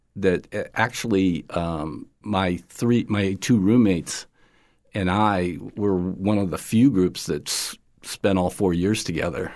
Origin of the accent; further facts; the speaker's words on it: upstate New York, United States; now in Florida, United States; I grew up in the 60s uh, in uh, upstate New York